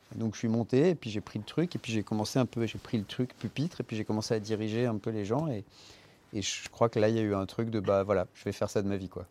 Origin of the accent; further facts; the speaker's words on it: Paris, Île-de-France, France; also born or lived in Les Lilas; je suis né au Lila